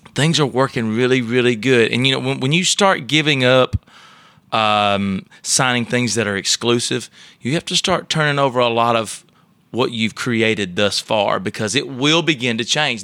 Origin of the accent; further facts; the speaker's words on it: Elrod, Alabama, United States; accent: Alabama; now in Nashville, United States; I grew up in a little town right outside of Tuscaloosa, Alabama